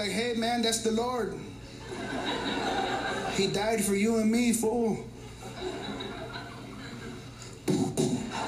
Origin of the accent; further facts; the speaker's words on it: Berkeley, California, United States; I grew up in Berkeley, California, melting pot of the world